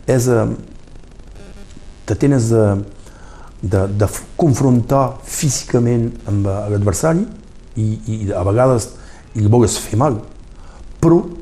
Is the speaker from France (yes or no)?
yes; Argelès-sur-Mer, Occitania, France; per comprendre que quan ets d'aquest poble, com jo sóc d'aquest poble, queda sempre d'aquest poble. Avui sóc Batlle d'Argelès, és una, és una vila que que estimo molt, molt, molt, molt bé